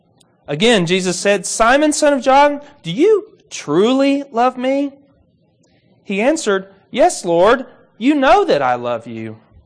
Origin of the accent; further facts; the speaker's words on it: Kentucky, United States; Now, I'm from Kentucky, and I grew up around a few ponds.